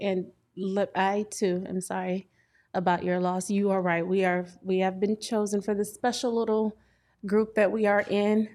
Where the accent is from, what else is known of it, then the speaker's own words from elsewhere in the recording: Port Arthur, Texas, United States; moved away as an adult; also born or lived in Illinois (St. Louis metro area); now in Illinois, United States; I hail from Texas, Port Arthur, Texas, to be exact. I've been here almost seven years now. I'm on the Illinois side